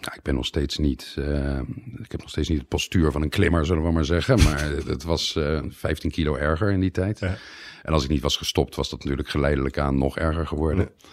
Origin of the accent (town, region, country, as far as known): Netherlands; moved away as an adult; also born or lived in Leiden, Netherlands; now in Italy